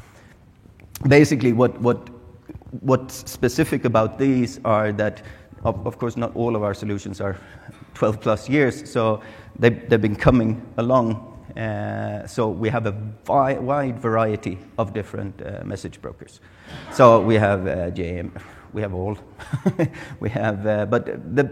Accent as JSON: {"language": "English", "country": "Sweden", "moved": "yes", "said": "I'm from Sweden, it's really cold, it's wet and it's dark."}